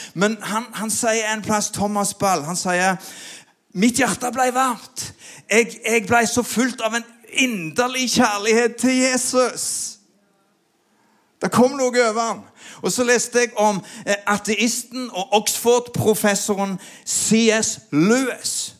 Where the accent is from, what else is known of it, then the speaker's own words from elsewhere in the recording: Sandnes, Rogaland, Norway; vokste jo opp på Gandal